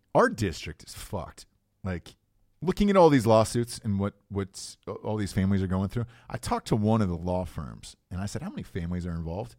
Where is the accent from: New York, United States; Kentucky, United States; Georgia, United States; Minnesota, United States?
Georgia, United States; Atlanta; where I grew up in Atlanta